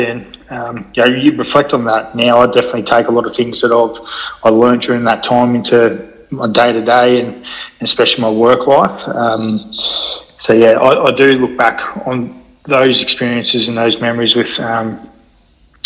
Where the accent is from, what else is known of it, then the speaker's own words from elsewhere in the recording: Mornington Peninsula, Melbourne, Victoria, Australia; moved away as an adult; now in Mackay, Australia; growing up in the Mornington Peninsula down in Melbourne. It's about an hour south of Melbourne